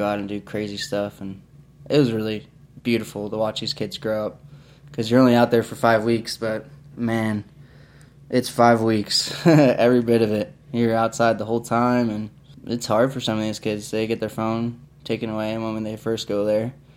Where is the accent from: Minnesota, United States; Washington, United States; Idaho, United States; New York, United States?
New York, United States; Long Island; moved away; I'm from Long Island, New York.